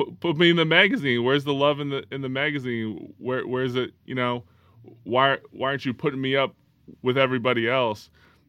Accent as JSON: {"language": "English", "town": "Calgary", "region": "Alberta", "country": "Canada", "tie": "born or raised there", "said": "I grew up in Calgary, Alberta, Western Canada."}